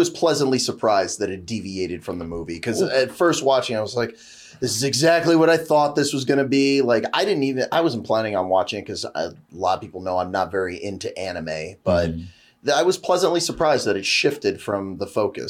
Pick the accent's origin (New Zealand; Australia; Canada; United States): Canada; I'm the Canadian guy